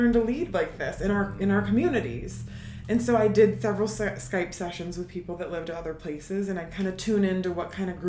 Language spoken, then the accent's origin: English; Syracuse, New York, United States; I'm from Syracuse.